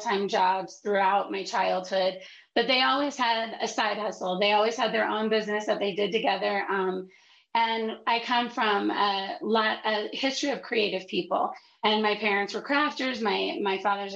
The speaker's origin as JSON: {"language": "English", "town": "Athens", "region": "Ohio", "country": "United States", "tie": "born or raised there", "also_born_or_lived": "Cleveland, Ohio", "moved": "yes", "said": "I grew up in Athens, actually. And then I moved to Little Italy in Cleveland"}